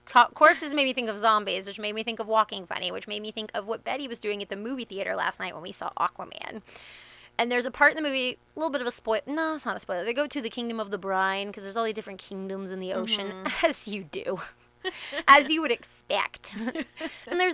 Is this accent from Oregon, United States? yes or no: no; Northern Virginia, United States; I grew up in Northern Virginia, which is kind of bougie and very congested